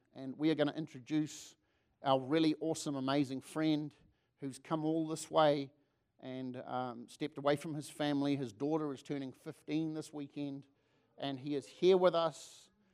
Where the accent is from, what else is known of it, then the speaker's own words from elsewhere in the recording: Hawaii, United States; I'm from Hawaii, but I was just in Texas, and now I'm back over here